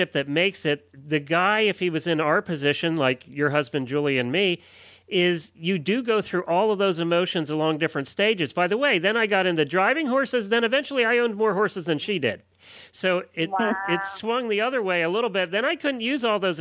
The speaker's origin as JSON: {"language": "English", "country": "United States", "tie": "born or raised there", "said": "I grew up in Amish country"}